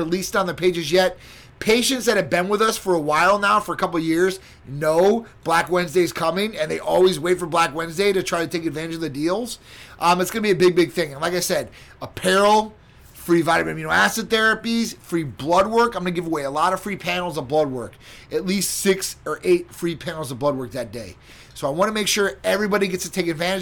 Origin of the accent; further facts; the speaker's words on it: Chicago, Illinois, United States; now in Florida, United States; And that's my hometown